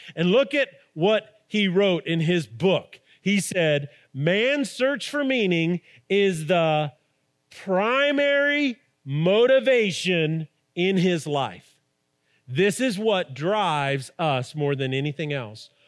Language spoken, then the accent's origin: English; Albuquerque, New Mexico, United States; we grew up in Albuquerque